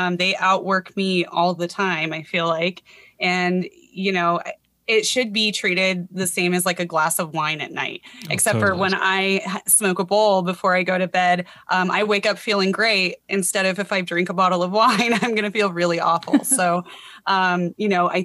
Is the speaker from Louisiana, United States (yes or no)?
no; Colorado, United States; moved away as an adult; I grew up in Colorado